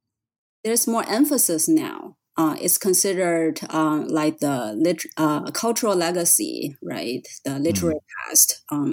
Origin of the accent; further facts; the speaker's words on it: China; moved away as an adult; now in United States; I'm from China. I finished my BA in Renmin University, and I came to the U.S. for my graduate studies.